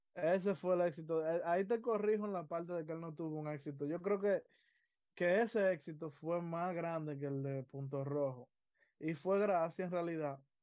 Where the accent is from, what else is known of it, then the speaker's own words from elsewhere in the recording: Dominican Republic; nosotros dominicanos, yo me tengo que incluir porque somos dominicanos